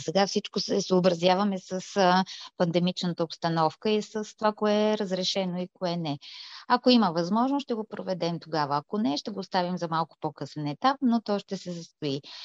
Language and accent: Bulgarian; Bulgaria; ние наистина се гордеем, че сме българки и още повече всички ние, които сме тук останали в България